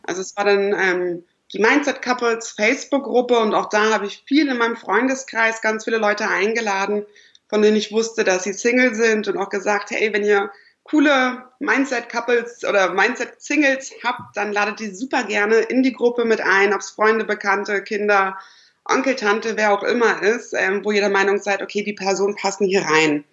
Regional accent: Lüneburg, Lower Saxony, Germany; moved away as an adult; now in Berlin, Germany; ich komme ursprünglich aus Niedersachsen, Lüneburg, Uelzen, die Ecke

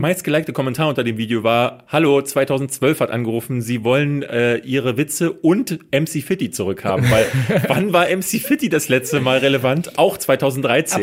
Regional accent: Germany; bei uns in Deutschland

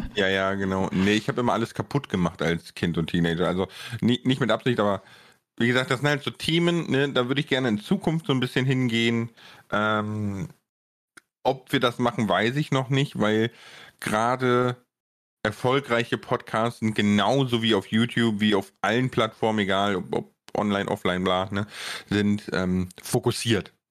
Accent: Bonn, North Rhine-Westphalia, Germany; ich komme ja aus Bonn, ne, 300.000 Einwohner, wer, wer da wohnt, der kennt auch den Friedensplatz und so.

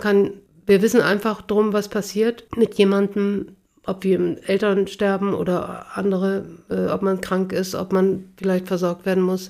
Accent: Bremen, Germany; now in Hamburg, Germany; Beginen in Bremen so eine Straße Straße hatten, wo ich aufgewachsen bin

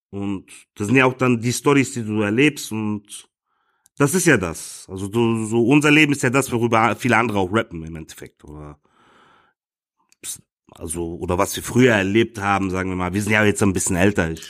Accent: Frankfurt, Hesse, Germany; wir sind äh, Frankfurter Jungs, wir sind hier geboren, aufgewachsen, unsere Eltern kamen vor geraumer Zeit hierher

